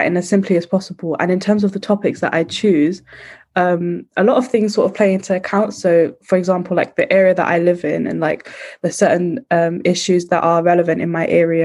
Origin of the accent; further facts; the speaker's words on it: London, United Kingdom; I'm from East London